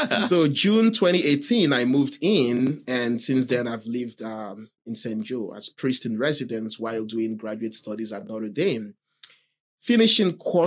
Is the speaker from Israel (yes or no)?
no; Nigeria; moved away as an adult; now in Mishawaka, United States; I am originally from Nigeria